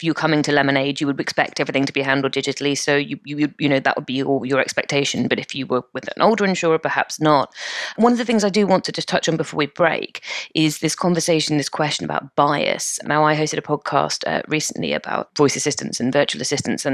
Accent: United Kingdom; I'm British

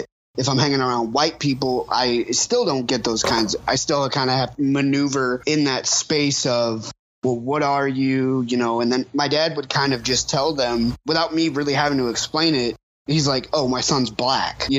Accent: the South, United States; if I'm going to raise this child in the South

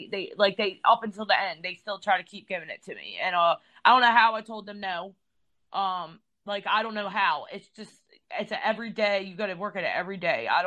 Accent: Elkton, United States; I'm from Elkton.

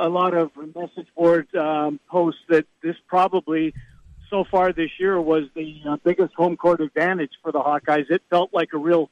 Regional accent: Canada; I'm Canadian

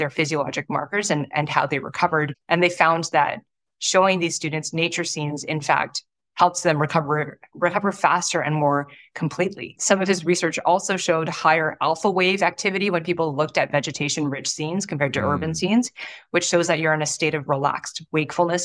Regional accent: Toronto, Ontario, Canada; when I was young, I grew up in Toronto, in a suburb of Toronto

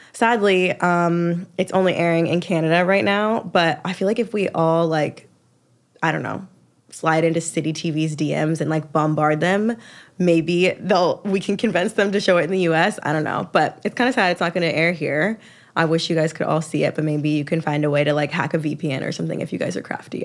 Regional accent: Atlanta, Georgia, United States; I'm from Atlanta.

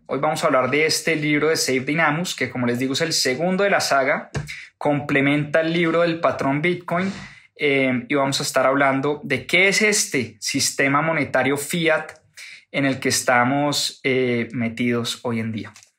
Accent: Colombia; que soy colombiano

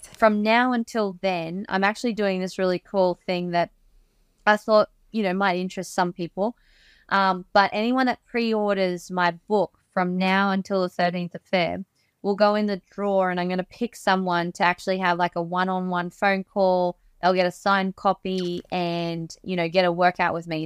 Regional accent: Australia; growing up in Australia

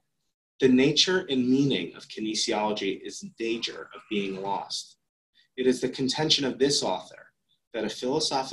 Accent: United States; moved away; also born or lived in Auckland, New Zealand; Ben and I were the only Americans

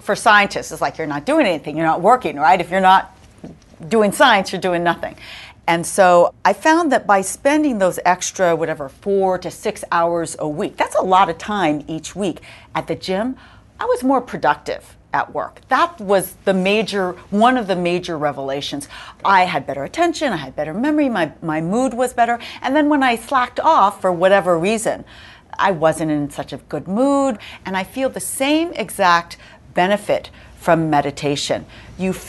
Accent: California, United States; I'm from California

